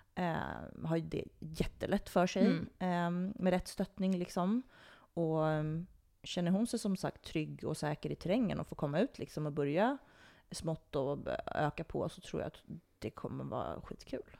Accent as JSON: {"language": "Swedish", "town": "Botkyrka", "region": "Stockholm County", "country": "Sweden", "tie": "born or raised there", "said": "jag är ju uppvuxen på Botkyrka ridssällskap"}